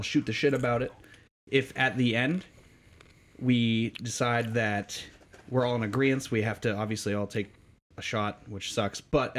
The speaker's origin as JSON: {"language": "English", "region": "New Hampshire", "country": "United States", "said": "we're from New Hampshire."}